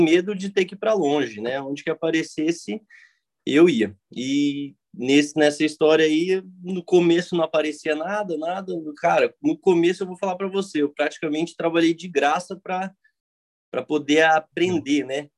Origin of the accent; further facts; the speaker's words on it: Cidade Gaúcha, Paraná, Brazil; É, eu sou de Cidade Gaúcha, né, Paraná.